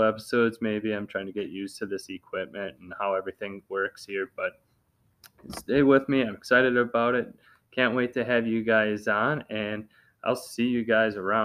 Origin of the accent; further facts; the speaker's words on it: Wisconsin, United States; I'm from Wisconsin. I'm all about Wisconsin